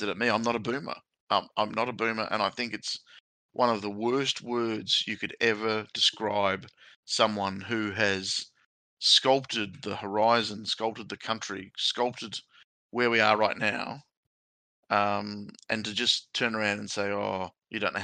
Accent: South Australia, Australia; I'm originally from South Australia

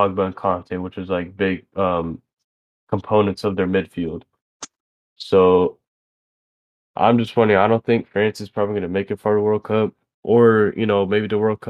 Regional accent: United States; A patriot, as an American

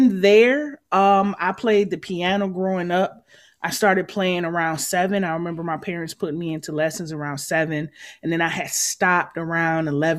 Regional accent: Detroit, Michigan, United States; moved away as an adult; now in Chicago, United States; Born and raised in Detroit

